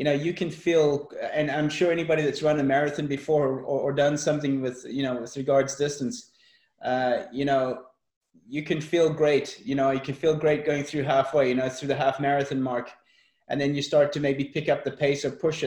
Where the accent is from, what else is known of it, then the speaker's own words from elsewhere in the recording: South Africa; I was brought up in South Africa